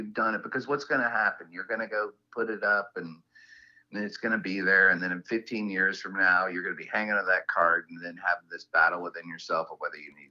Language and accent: English; the South, United States; Well, you know, I mean, I'm from the South, so I thought this was just some weird Yankee tradition that they did.